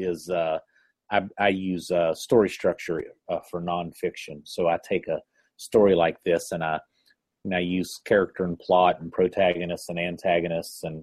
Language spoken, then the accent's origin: English; Chattanooga, Tennessee, United States; my hometown, Chattanooga, Tennessee